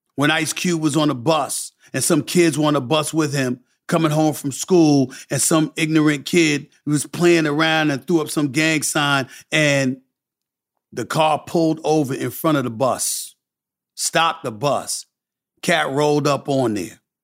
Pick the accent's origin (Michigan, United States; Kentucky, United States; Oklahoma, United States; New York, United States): New York, United States; New York City; born or raised there; also born or lived in Bronx, New York